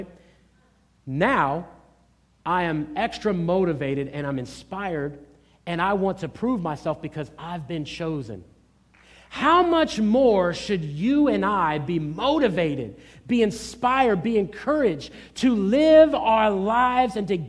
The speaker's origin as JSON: {"language": "English", "town": "Norfolk", "region": "Virginia", "country": "United States", "tie": "born or raised there", "said": "I grew up in Norfolk, Virginia, in an urban environment"}